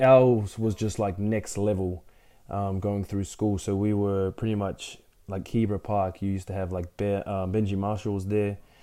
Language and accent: English; Brisbane, Queensland, Australia; also born or lived in Ipswich; I was born in Brisbane um, and then lived there pretty much for 19 years of my life